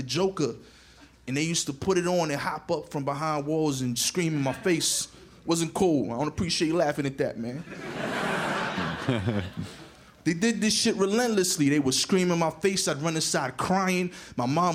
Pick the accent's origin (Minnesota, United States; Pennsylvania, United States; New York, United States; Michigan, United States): New York, United States; New York City; I'm from East New York, you know, and when you grow up in East New York, you tend to have a bit of an edge to you